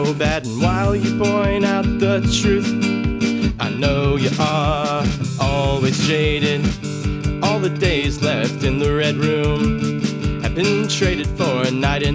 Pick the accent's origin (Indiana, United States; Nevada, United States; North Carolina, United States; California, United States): Indiana, United States; Salem; now in Indianapolis, United States; I'm originally from the very small, sparsely populated area of Salem, Indiana. But right now I'm living up in Indianapolis.